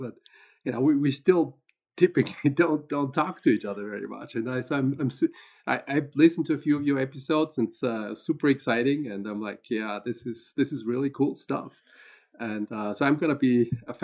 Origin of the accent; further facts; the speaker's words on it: Austria; moved away as an adult; also born or lived in London / Paris / Minnesota / Ohio; now in Boulder, United States; I'm originally from Austria, so that's where I grew up, and actually learned to fly gliders in Austria.